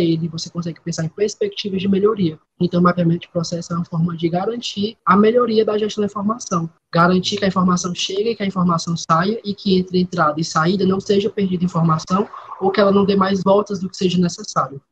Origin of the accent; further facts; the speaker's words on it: Fortaleza, Ceará, Brazil; eu sou nascido For em Fortaleza e também falo no momento de Fortaleza